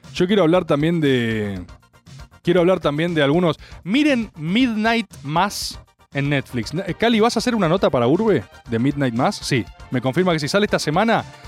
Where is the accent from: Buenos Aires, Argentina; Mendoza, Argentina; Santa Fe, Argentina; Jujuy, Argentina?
Buenos Aires, Argentina; accent: porteño; nací en Buenos Aires. Sí, soy porteño